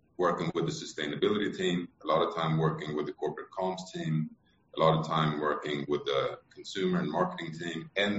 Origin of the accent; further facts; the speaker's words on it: Sweden; I may be Swedish, but I'm American in that sense